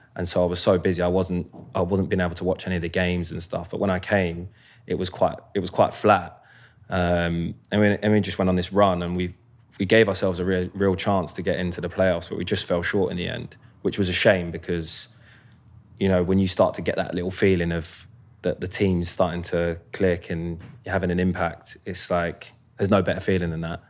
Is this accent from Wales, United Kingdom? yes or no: no; Croydon, London, United Kingdom; moved away as an adult; also born or lived in Lambeth; now in United States; I was born in Lambeth, uh, King's College, and then grew up in Croydon for well, up until I moved, up until I moved to North London when I was fifteen